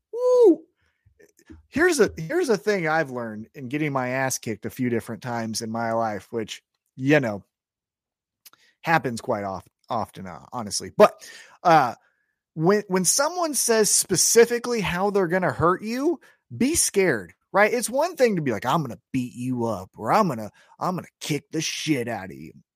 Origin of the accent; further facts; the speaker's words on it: Kansas City, United States; I'm from Kansas City